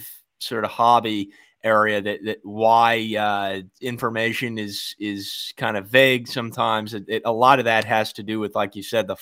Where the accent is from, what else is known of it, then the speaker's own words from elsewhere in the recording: California, United States; I'm from California.